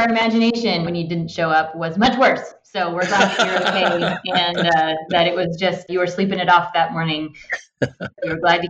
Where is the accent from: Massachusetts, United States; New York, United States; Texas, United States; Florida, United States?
Texas, United States; Austin; moved away as an adult; now in San Antonio, United States; I'm in San Antonio. I'm actually from Austin, but I moved to San Antonio a few years ago.